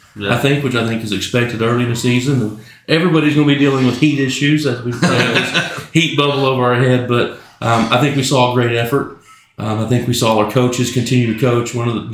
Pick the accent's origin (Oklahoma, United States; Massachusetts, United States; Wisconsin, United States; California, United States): Oklahoma, United States; Elgin; Growing up in Elgin